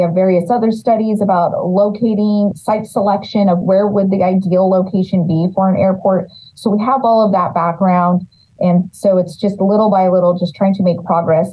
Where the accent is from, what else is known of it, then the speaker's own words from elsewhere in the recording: Los Banos, California, United States; I'm born and raised in Los Banos.